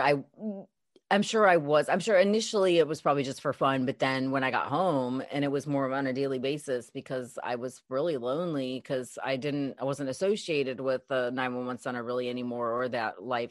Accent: Chicago, Illinois, United States; Originally from Chicago, um, I had was married, um, kind of born and raised in the Chicago area

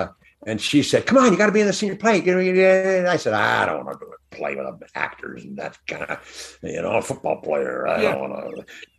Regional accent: Balboa, California, United States; also born or lived in Hollywood / New York; we moved down to the beach, down in Balboa, where I grew up.

